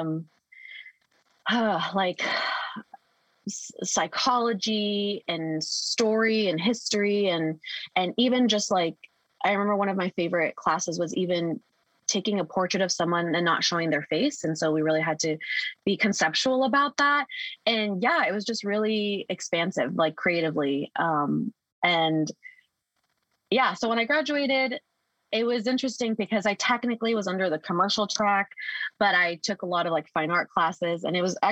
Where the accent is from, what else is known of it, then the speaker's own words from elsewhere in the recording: South Bay, California, United States; I was born and raised in the South Bay